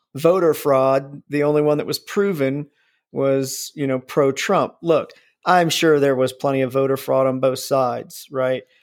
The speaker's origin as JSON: {"language": "English", "region": "Midwest", "country": "United States", "said": "I'm from the Midwest."}